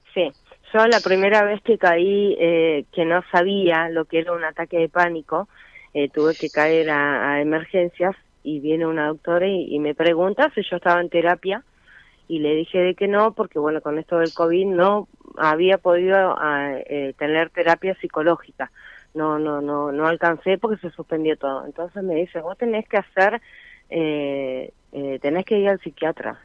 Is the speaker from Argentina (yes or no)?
yes; Caleta Olivia, Santa Cruz, Argentina; De Caleta Olivia.